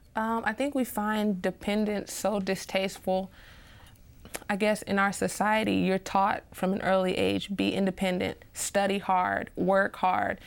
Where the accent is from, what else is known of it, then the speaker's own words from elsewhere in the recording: Nashville, Tennessee, United States; also born or lived in Montgomery, Alabama; I was raised for most of my life in Nashville, Tennessee.